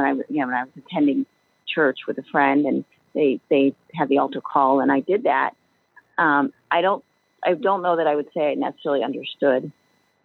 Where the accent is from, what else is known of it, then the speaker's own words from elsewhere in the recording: Ohio, United States; moved away as an adult; now in Chicago, United States; I grew up in Ohio, actually. So now I've been in the Chicagoland area for around 15 years